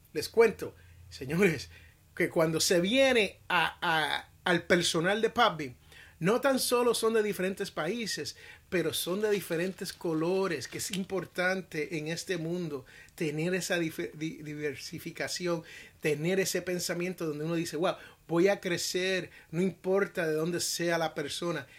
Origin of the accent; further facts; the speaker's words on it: United States; en los Estados Unidos, que es donde yo vivo, es donde yo nací